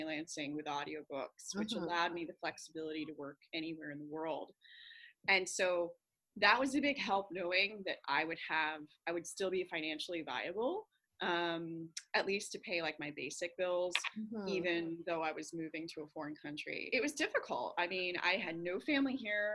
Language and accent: English; Pennsylvania, United States; moved away as an adult; now in Hong Kong; I grew up in Pennsylvania. I'm a country girl